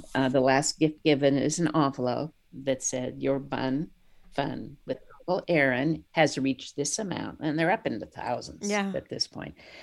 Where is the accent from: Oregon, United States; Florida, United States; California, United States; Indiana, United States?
California, United States; San Francisco; I was born in San Francisco.